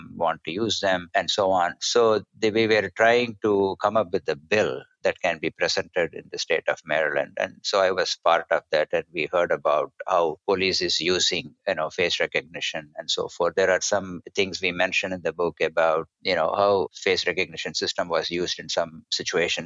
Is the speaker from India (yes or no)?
yes; India; when I was growing up in India